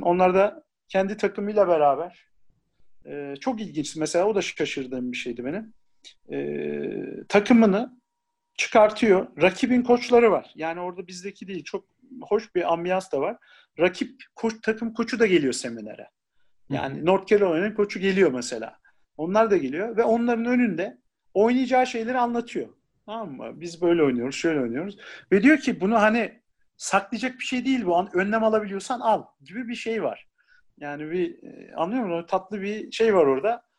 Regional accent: Ankara, Turkey; also born or lived in Isparta

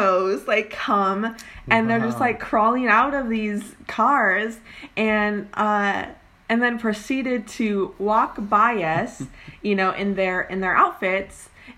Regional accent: Oregon, United States; moved away as an adult; now in California, United States; I am originally from Oregon, and we moved down to California like 2 years ago

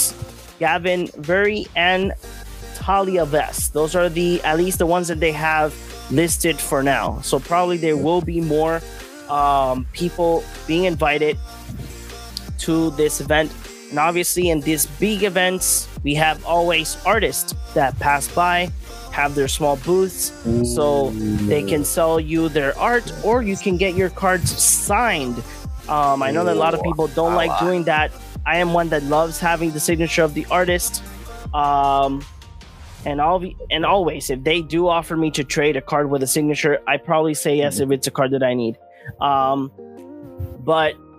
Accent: Puerto Rico; we're from Puerto Rico

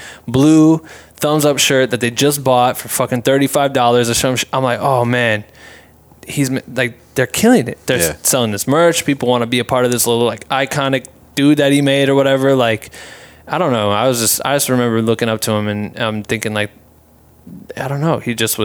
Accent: Iowa, United States; So I remember him playing in our hometown or like not my hometown, Des Moines, Iowa

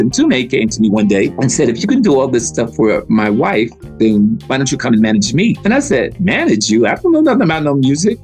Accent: United States; moved away as an adult; I'm from America

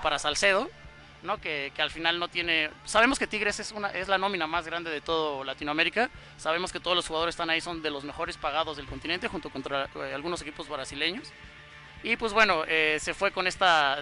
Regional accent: Mexico; como mexicano

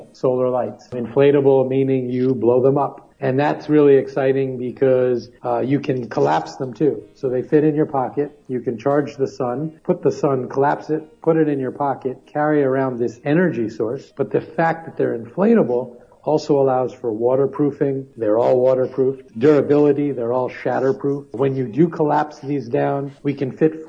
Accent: New York City, New York, United States; I grew up in New York City

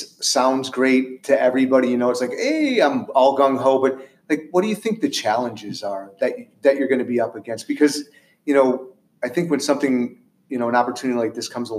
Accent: New York, United States; We have one. My hometown.

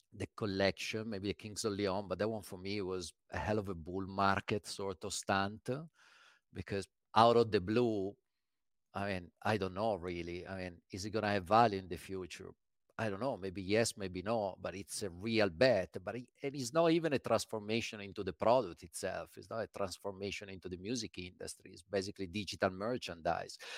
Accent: Milan, Lombardy, Italy; moved away as an adult; also born or lived in London; Born in Milan

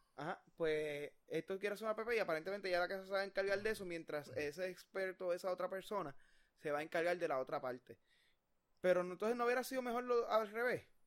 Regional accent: Puerto Rico; como puertorriqueños

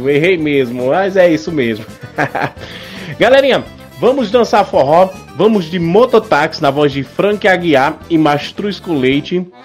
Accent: Northeast Region, Brazil; Eu sou nordestino, eu sou, eu sou do povão.

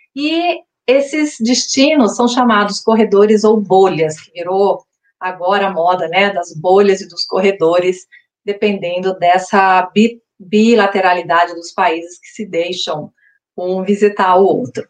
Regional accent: Brazil; nós somos brasileiros

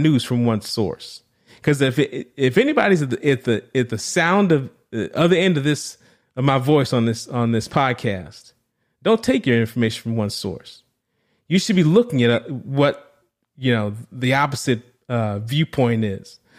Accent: New Orleans, Louisiana, United States; I'm from New Orleans, was born and raised right in the deep South

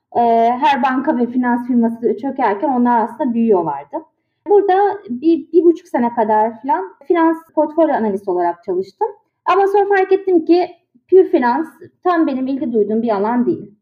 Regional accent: Istanbul, Turkey; moved away as an adult; also born or lived in Boston, United States; now in Washington, D.C., United States; İstanbul'da doğdum, büyüdüm.

